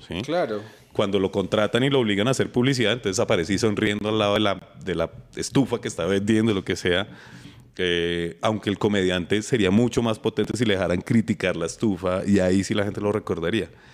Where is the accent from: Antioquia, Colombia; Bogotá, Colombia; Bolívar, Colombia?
Bogotá, Colombia; Estuve en el Colegio de la Nacional, estudié mi pregrado y mi posgrado en la Nacional. y después trabajé en la Nacional